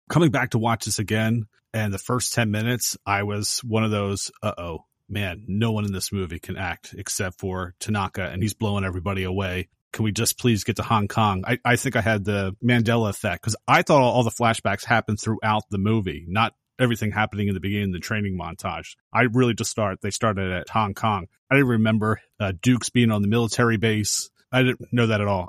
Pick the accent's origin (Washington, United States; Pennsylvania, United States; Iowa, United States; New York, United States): Pennsylvania, United States; Philadelphia; I was born in Philadelphia